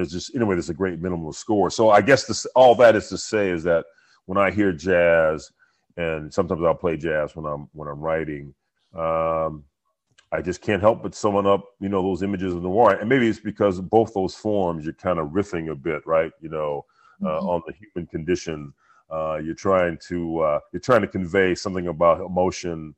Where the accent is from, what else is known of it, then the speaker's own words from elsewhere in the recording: Los Angeles, California, United States; growing up in South Central